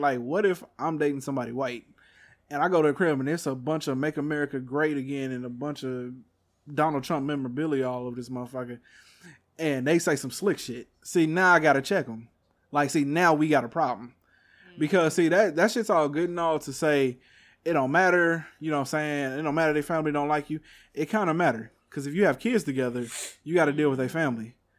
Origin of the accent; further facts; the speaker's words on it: Texas, United States; I'm from Texas